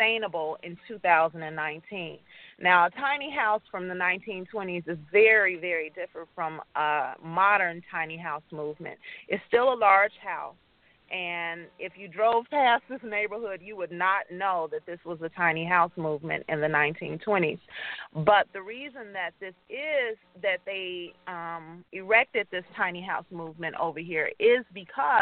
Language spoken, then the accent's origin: English; Chicago, Illinois, United States; now in Gary, United States; I grew up in Chicago with a family who had a garden